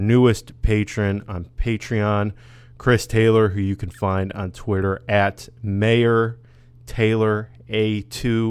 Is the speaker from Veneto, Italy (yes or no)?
yes; near Verona, Veneto, Italy; moved away; I'm originally from Italy, very close to Verona